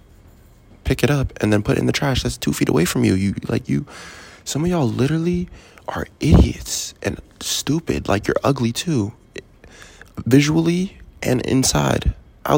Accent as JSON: {"language": "English", "region": "Maryland", "country": "United States", "tie": "born or raised there", "also_born_or_lived": "Fairfax, Virginia / Germantown, Maryland", "said": "I just say I'm from Maryland"}